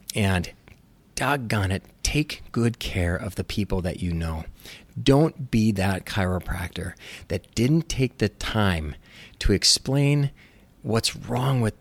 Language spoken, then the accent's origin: English; Minnesota, United States; moved away as an adult; also born or lived in Los Angeles, California; I moved back to where I grew up in Minnesota